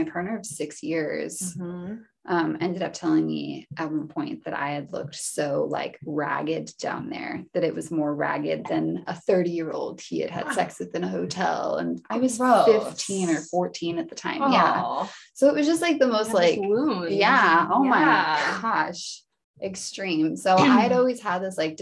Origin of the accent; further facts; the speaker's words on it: Spokane Valley, Washington, United States; I was born in Spokane Valley